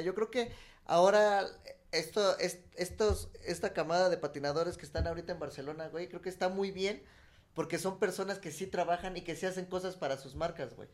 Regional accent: Mexico

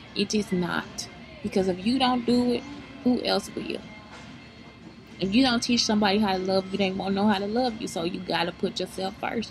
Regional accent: East St. Louis, Illinois, United States; now in Texas, United States; I'm from East St. Louis, Illinois.

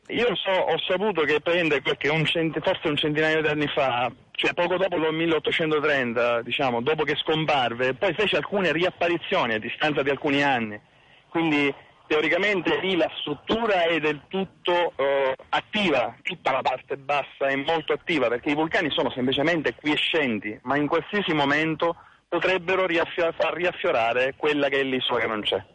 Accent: Sicily, Italy; sono siciliano

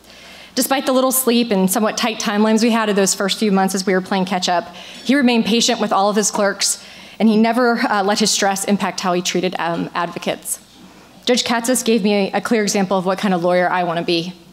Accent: Polk County, Florida, United States; I am a proud native Floridian, born and raised in Polk County, as was my husband, Chad.

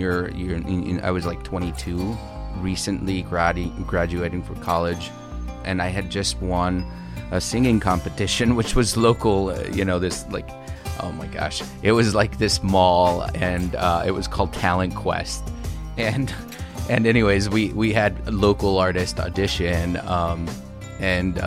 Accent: Holland, Michigan, United States; moved away as an adult; also born or lived in Texas / Los Angeles; I'm originally from Michigan. I was born in Texas, lived there for a couple years, but then most of my childhood and adolescence was spent in Michigan

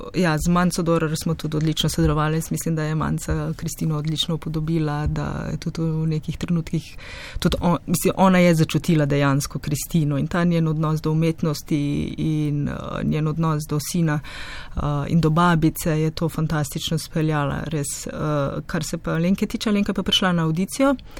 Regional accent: Slovenia; also born or lived in Ljubljana, Slovenia / Krško, Slovenia; skoraj v mojem domačem kraju

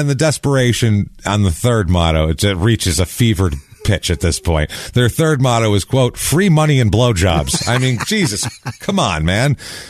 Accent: New York, United States; Especially I'm from New York and it's been a lifelong thing for me.

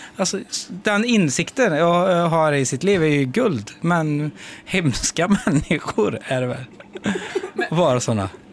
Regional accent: Skara, Västra Götaland, Sweden; now in Stockholm, Sweden; jag flyttade ifrån Skara

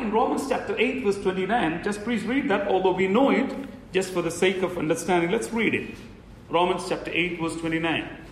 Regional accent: India; as an Indian

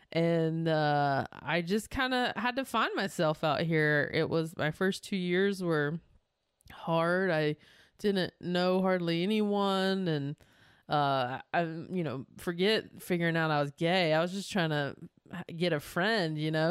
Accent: North Carolina, United States; moved away as an adult; now in Los Angeles, United States; I am from North Carolina.

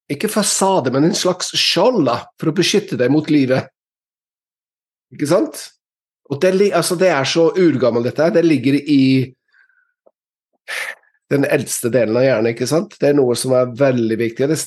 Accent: England, United Kingdom; Norwegian is a second language; now in Norway; før, før, jeg flyttet til Norge fra England, så hadde alle hørt om snømåking

